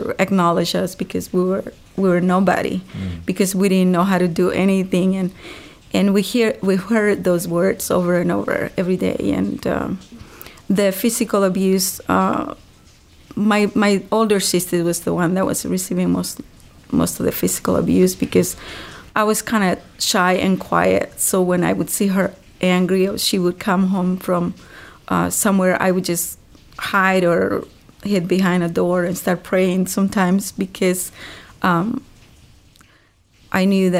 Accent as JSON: {"language": "English", "country": "Honduras", "tie": "born or raised there", "moved": "as an adult", "said": "I grew up in a very small village in Honduras."}